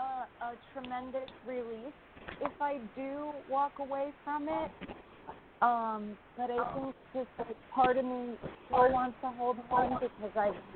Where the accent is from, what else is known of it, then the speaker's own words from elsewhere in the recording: New York, United States; from New York.